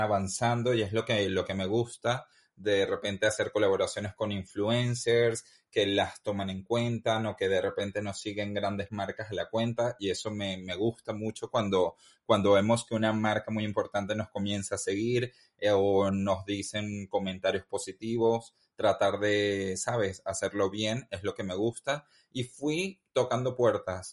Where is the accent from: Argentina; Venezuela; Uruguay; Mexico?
Venezuela; moved away as an adult; now in Madrid, Spain; Salí de Venezuela a los 25 años, joven